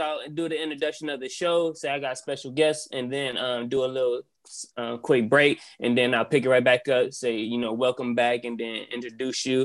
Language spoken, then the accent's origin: English; Columbus, Ohio, United States; I'm from Columbus, Ohio